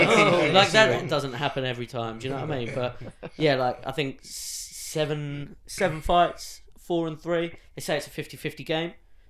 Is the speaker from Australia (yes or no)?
no; England, United Kingdom; But everyone's far too polite because we're English.